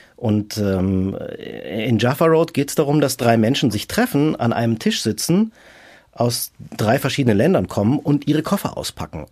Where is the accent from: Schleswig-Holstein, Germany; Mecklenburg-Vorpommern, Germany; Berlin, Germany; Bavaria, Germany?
Bavaria, Germany; Munich; also born or lived in Rome; Also ich habe meine Heimatstadt verlassen, bin aus München nach Rom